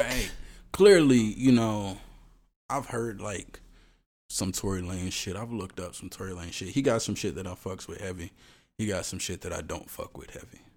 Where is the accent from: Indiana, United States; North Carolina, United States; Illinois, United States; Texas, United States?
Texas, United States; Houston; I'm from Houston